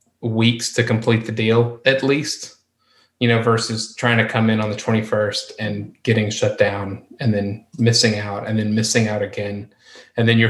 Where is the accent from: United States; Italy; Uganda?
United States; as an American